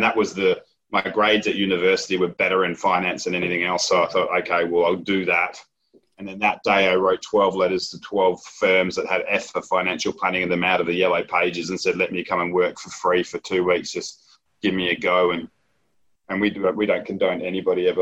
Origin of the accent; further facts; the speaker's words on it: Perth, Western Australia, Australia; also born or lived in Edinburgh, Scotland; I'm West Australian and very proud West Australian